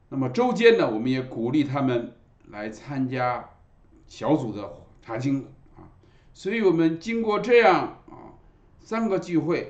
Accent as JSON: {"language": "Chinese", "country": "China", "said": "礼拜天通常我们中国人啊都是喜欢啊在一上午把两件事都办了啊。"}